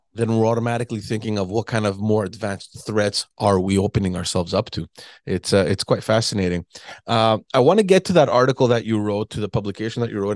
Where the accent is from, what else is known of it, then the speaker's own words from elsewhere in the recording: Quebec, Canada; from Quebec, from my hometown